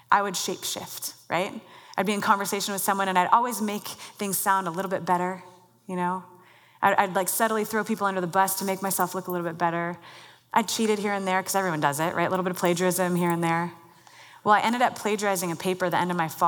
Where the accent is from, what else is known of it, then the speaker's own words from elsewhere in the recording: Mercer Island, Washington, United States; I grew up on Mercer Island, not far from here